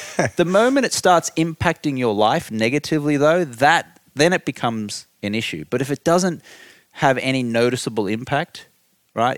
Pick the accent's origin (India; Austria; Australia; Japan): Australia; Brisbane, Queensland; accent: Australian; moved away as an adult; now in United States; I grew up in Australia.